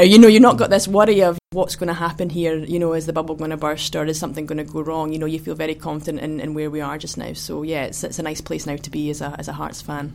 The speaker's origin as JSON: {"language": "English", "town": "Kinross", "region": "Scotland", "country": "United Kingdom", "tie": "born or raised there", "also_born_or_lived": "Perth / Edinburgh", "said": "I was born in Perth, but. Um, I grew up in Kinross uh, my whole life, really, and then, then lived in Edinburgh at uni"}